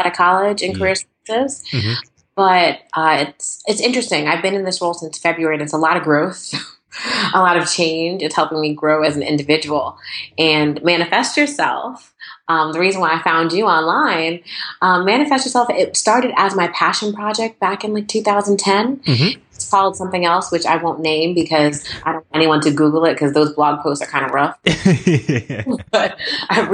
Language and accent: English; Bolton, Connecticut, United States; moved away as an adult; also born or lived in New York; now in North Brunswick, United States; I was born and raised in Bolton, Connecticut.